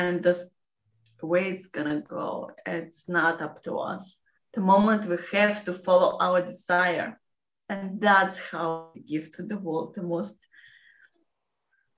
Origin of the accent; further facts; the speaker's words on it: Russia; English is a second language; I'm from Russia